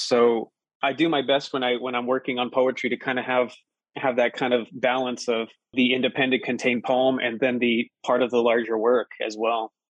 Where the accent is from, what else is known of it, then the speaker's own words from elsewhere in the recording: Colorado Springs, Colorado, United States; also born or lived in Pueblo, Colorado; I grew up in Colorado Springs